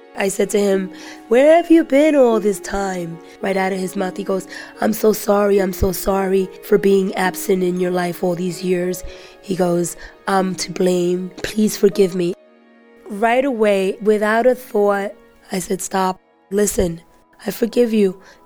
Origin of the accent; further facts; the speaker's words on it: New York City, New York, United States; I'm 42 years old. I grew up in the Bronx